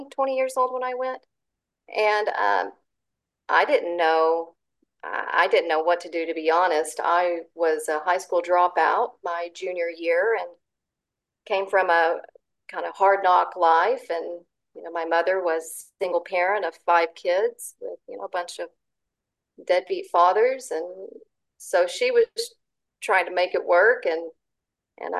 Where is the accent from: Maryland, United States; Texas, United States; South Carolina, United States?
Texas, United States; Zephyr; I grew up in Central Texas, and my childhood years were spent in Zephyr, Texas, which is right in the center of Texas.